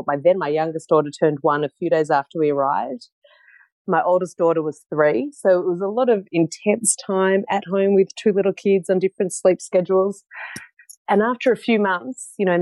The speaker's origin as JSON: {"language": "English", "town": "Melbourne", "region": "Victoria", "country": "Australia", "tie": "born or raised there", "also_born_or_lived": "Netherlands", "moved": "as an adult", "said": "from Melbourne originally. I grew up in Melbourne"}